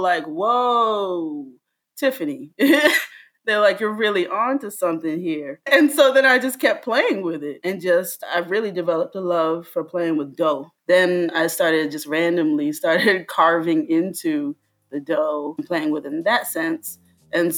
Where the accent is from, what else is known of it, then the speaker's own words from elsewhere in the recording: Fort Lauderdale, Florida, United States; also born or lived in Miami / Jamaica (family origin); now in New York, United States; I am originally from South Florida. I grew up in Fort Lauderdale and Miami.